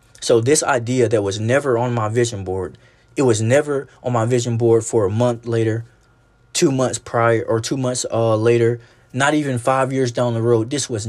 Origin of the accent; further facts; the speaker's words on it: the South, United States; Like, especially growing up in the South, I really felt as if I was not important enough